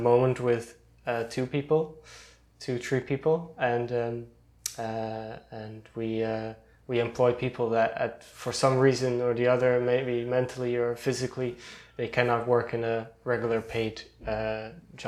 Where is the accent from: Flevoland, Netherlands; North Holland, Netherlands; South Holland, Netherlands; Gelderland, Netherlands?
Flevoland, Netherlands; Almere; moved away as an adult; now in Eindhoven, Netherlands; I grew up near Amsterdam, in a relatively new town